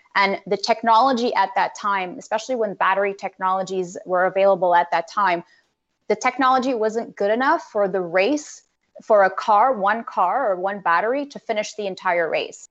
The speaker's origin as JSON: {"language": "English", "country": "Canada", "said": "as a Canadian"}